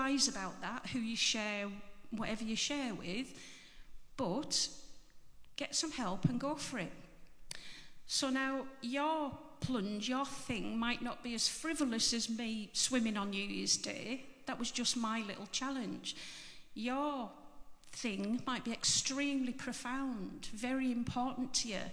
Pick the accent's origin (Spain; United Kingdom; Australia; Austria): United Kingdom; Barrow-in-Furness, North West England; moved away; so I'm from Barrow, but I've been away for donkey's years, and I've come back 2 years ago.